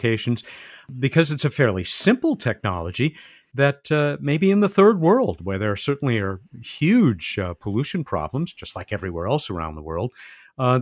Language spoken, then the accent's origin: English; San Diego, California, United States; my hometown, San Diego, the port of San Diego